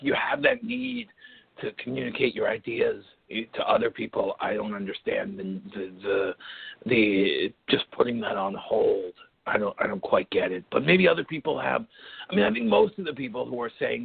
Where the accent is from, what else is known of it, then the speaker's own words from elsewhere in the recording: New York City, New York, United States; accent: Brooklyn; I'm from Brooklyn, and a lot of Brooklyn comes through in the way.